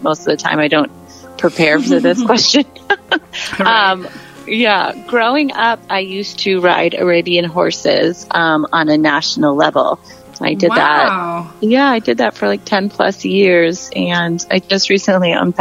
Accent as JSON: {"language": "English", "town": "Austin", "region": "Texas", "country": "United States", "tie": "born or raised there", "also_born_or_lived": "Boulder, Colorado", "moved": "as an adult", "lives_now": "Atlanta, United States", "said": "I'm from Austin, Texas. I lived there until I was about 20."}